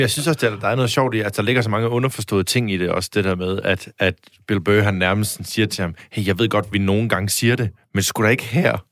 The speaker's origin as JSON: {"language": "Danish", "country": "Denmark", "accent": "Jutlandic", "said": "jeg snakker ret jysk"}